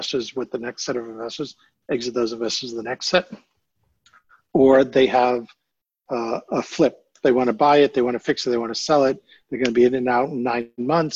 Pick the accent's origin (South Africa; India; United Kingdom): United Kingdom; being British here